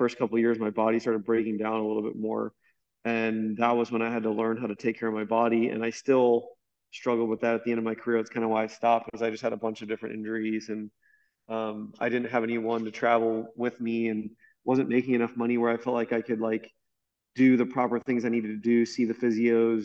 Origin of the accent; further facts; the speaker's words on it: Tampa, Florida, United States; also born or lived in Orlando; I grew up in Tampa